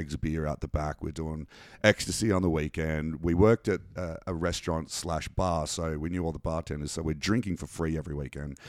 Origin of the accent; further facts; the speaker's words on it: Canberra, Australian Capital Territory, Australia; we grew up in Canberra